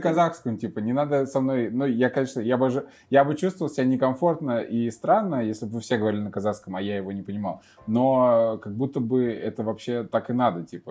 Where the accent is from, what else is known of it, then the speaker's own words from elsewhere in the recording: Chuvashia, Russia; now in Kazakhstan; я из Чувашской республики